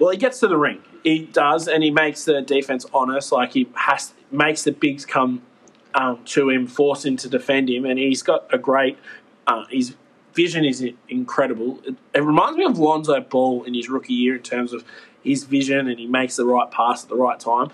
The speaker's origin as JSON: {"language": "English", "country": "Australia", "said": "I'm Aussie"}